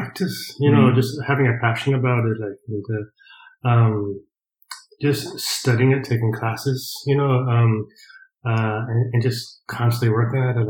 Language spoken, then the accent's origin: English; Colorado, United States; moved away as an adult; also born or lived in Nebraska; now in County Mayo, Ireland; I was born in Nebraska, which is right next to it. Like, but basically was raised in Colorado.